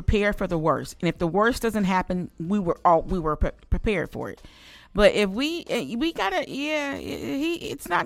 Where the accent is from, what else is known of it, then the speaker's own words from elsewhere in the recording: Mississippi, United States; my home state of Mississippi